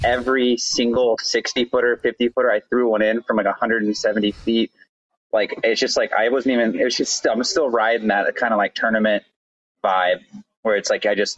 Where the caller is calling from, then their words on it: Madison, Wisconsin, United States; I'm in Madison, Wisconsin. I'm at the Vintage Brewery.